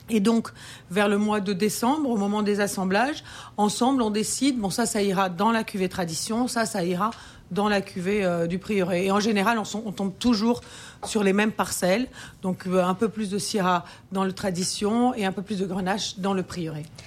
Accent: France; je suis française

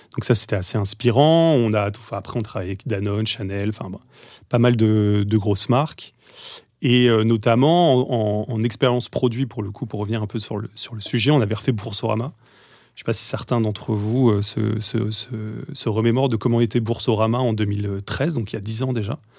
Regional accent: Deux-Sèvres, then Bordeaux, Nouvelle-Aquitaine, France; moved away as an adult; also born or lived in Paris; je viens de Bordeaux, enfin, avant des Deux-Sèvres, vraiment paumé en campagne. Puis Bordeaux

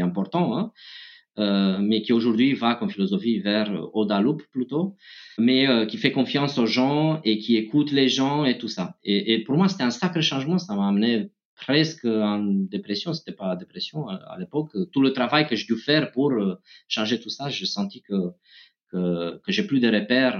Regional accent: Romania; moved away; je viens de Roumanie

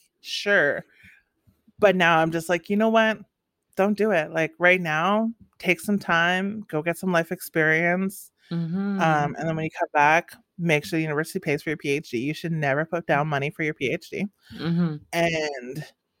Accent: northern Saskatchewan, Canada; first language English; moved away as an adult; growing up in the north, I think I had a beautiful childhood

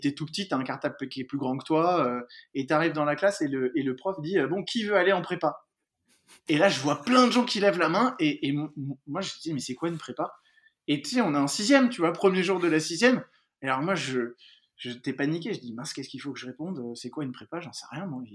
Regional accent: Paris, Île-de-France, France; Alors ouais, moi j'ai grandi à Paris. Je suis né à Paris.

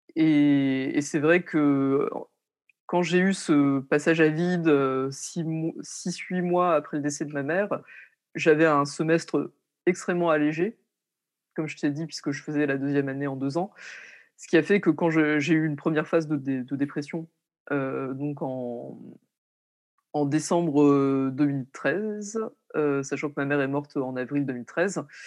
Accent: Lorraine, Grand Est, France; moved away as an adult; also born or lived in Paris; je suis partie étudier à Paris alors que je suis originaire de Lorraine

